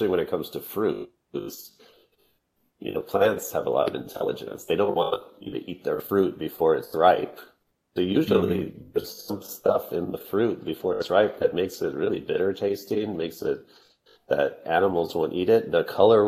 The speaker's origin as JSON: {"language": "English", "region": "Texas", "country": "United States", "tie": "born or raised there", "said": "I grew up in Texas"}